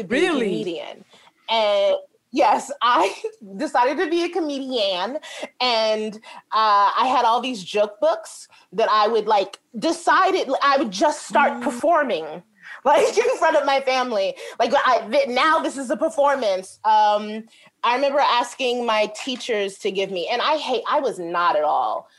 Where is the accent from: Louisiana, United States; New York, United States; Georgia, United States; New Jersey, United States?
New York, United States; New York City; also born or lived in Chicago; I'm from Brooklyn, New York. And the building I lived in was like kind of tough